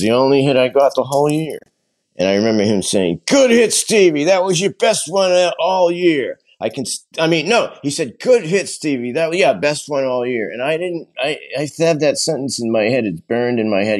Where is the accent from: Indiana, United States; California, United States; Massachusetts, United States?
Massachusetts, United States; Burlington; we grew up in Burlington, Massachusetts